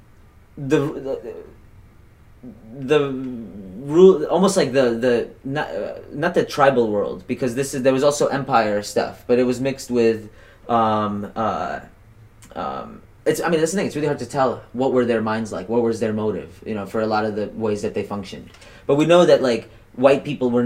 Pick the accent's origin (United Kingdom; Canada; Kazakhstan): Kazakhstan; now in United States; I'm from Kazakhstan, current day Kazakhstan, at least where I was born.